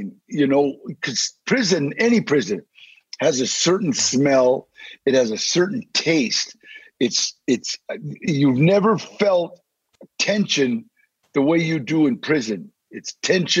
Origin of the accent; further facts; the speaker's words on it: Maywood, California, United States; also born or lived in Los Angeles; I was born in Maywood, California, and the reason was, as I was born in 1944, they took my mom to the General Hospital